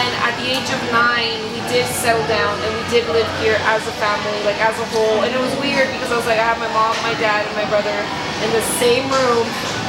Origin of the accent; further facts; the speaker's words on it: United States; I am American, like I was born here